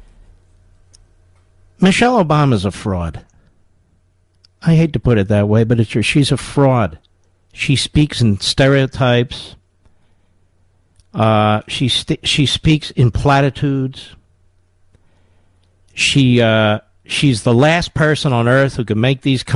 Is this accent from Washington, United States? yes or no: no; Philadelphia, Pennsylvania, United States; I grew up near North Philadelphia